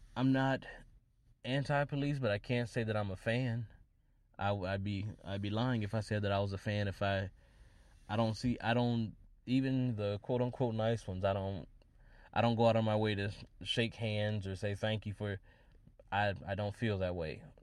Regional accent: Wisconsin, United States; in Wisconsin, my home state

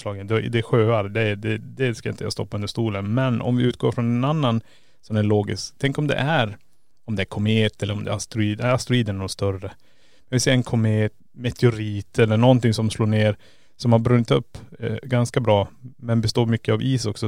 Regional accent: Kiruna, Norrbotten County, Sweden; vi kommer ju från Kiruna

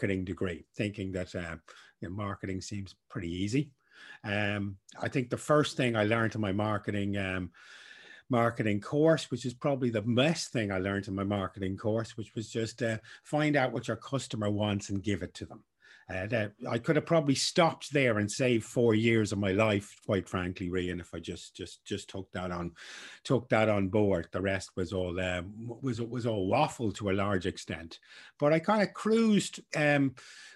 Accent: Dublin, Leinster, Ireland; I grew up in Dublin, 80s

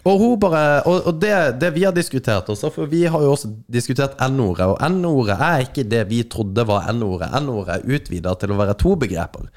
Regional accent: Kristiansand, Agder, Norway; now in Northern Norway, Norway; meg fra Kristiansand, mm. eh, som bor her i Nord-Norge

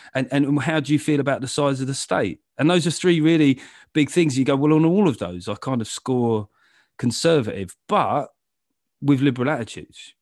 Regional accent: London, United Kingdom; I grew up in London

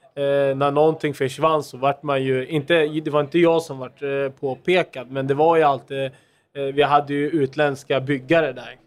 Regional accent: Turkey; now in Sweden; jag är ju också från Turkiet

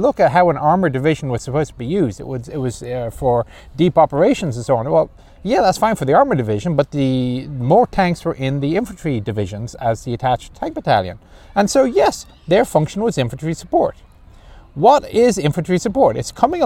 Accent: Ireland; moved away; I'm Irish

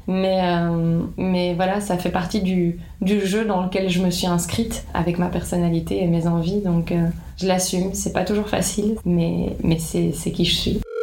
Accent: Liège, Wallonia, Belgium; je suis née à Liège, en Wallonie

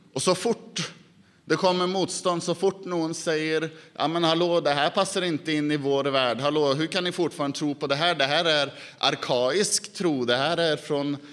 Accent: Norway; Swedish is a second language; also born or lived in Dal; hemma i Norge

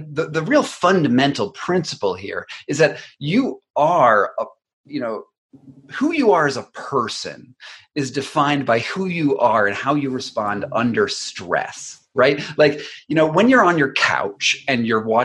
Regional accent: United States; as an American

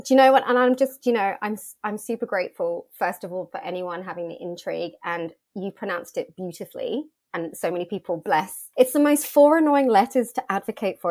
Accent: United Kingdom; born or raised there; moved away as an adult; also born or lived in Australia

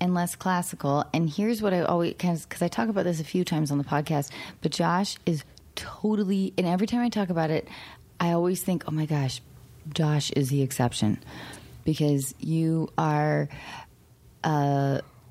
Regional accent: Seattle, Washington, United States; I grew up in Seattle.

